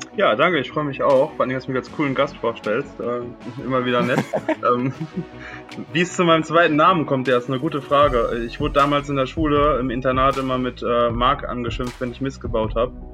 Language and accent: German; near Düsseldorf, North Rhine-Westphalia, Germany; moved away as an adult; also born or lived in Lake Constance; weg aus meiner Heimat. Ich komme aus der Nähe von Düsseldorf